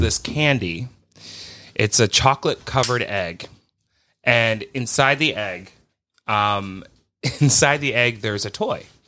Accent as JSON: {"language": "English", "country": "United States", "said": "as an American person"}